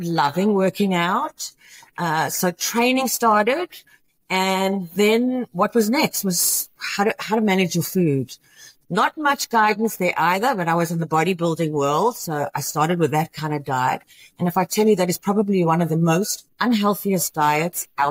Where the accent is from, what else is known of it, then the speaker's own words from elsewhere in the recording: Johannesburg, Gauteng, South Africa; moved away as an adult; also born or lived in Houston, United States; now in United States; I am originally from Johannesburg, South Africa, and came to America. I was 22 years old.